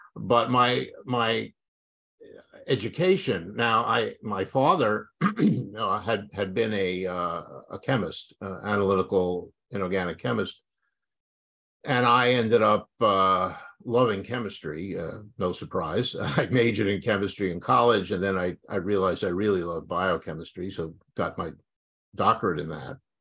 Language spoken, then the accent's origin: English; New York City, New York, United States; I grew up in New York City